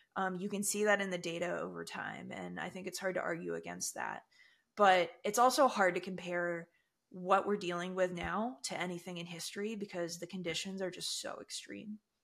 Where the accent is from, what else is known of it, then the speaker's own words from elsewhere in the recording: United States; I, as an American